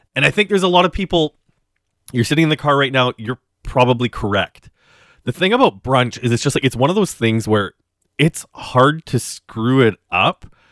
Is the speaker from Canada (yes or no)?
yes; Western Canada, Canada; now in Toronto, Canada; growing up in Western Canada